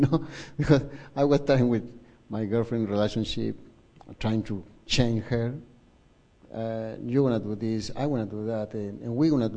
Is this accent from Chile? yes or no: yes; Chile; English is a second language; moved away; I'm from Chile